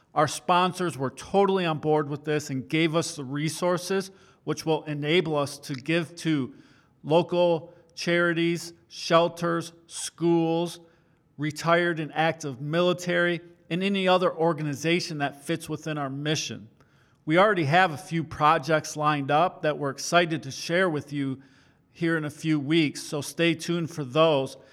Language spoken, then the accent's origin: English; Great Lakes, United States; growing up on the Great Lakes